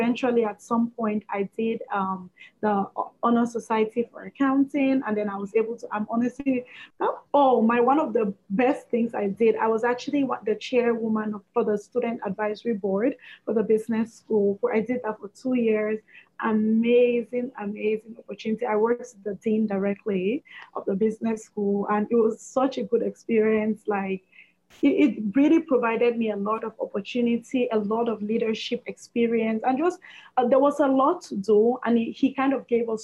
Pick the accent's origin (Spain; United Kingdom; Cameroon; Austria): Cameroon; moved away as an adult; also born or lived in Brooklyn, United States / Oswego, United States; now in Atlanta, United States; I'm originally from Cameroon, which is in West Africa. And I moved to the U.S. almost 9 years ago now, 2012.